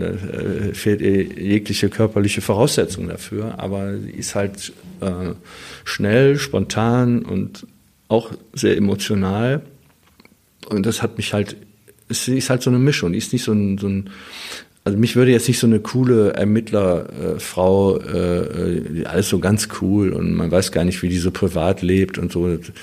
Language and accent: German; Wuppertal, North Rhine-Westphalia, Germany; ich bin da oben am Öhlendal aufgewachsen